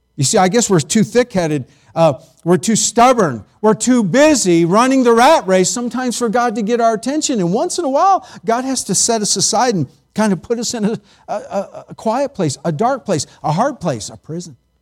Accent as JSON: {"language": "English", "country": "United States", "said": "we as American Christians"}